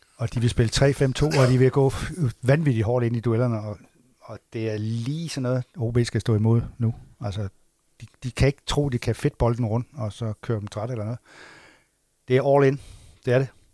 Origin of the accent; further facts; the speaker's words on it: Assens, Southern Denmark, Denmark; det, hvor jeg kommer fra